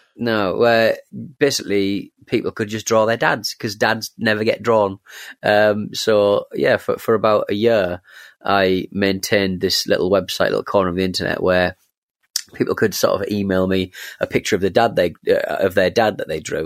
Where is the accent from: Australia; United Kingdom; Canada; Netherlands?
United Kingdom; England; I'm, I'm English